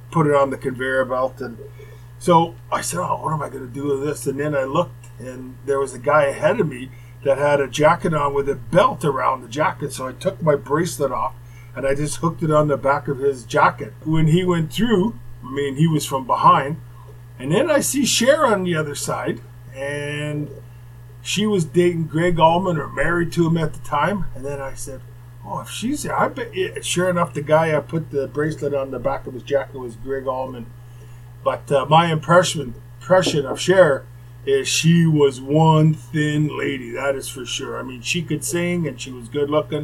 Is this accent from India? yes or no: no; Winnipeg, Manitoba, Canada; moved away; Growing up in Winnipeg